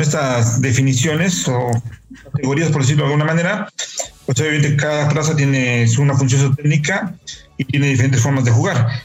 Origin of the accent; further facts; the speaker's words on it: Puebla, Mexico; yo soy de Puebla y en Puebla ahora, bueno, ahora ya no tanto, pero antes había mucho más terrenos baldíos